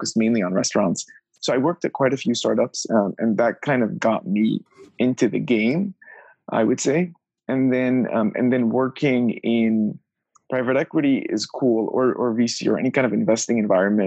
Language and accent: English; Orange County, Southern California, United States; moved away as an adult; also born or lived in Pennsylvania / New York / Los Angeles; I grew up just south of Los Angeles, kind of Orange County